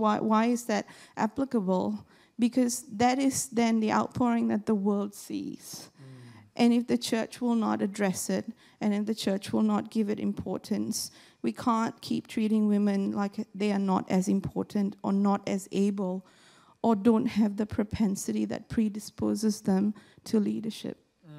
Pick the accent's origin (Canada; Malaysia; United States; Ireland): Malaysia; born there; I was born in Malaysia, and when I was born, my mom tells me my grandfather didn't want to come to see me in the hospital because I was female.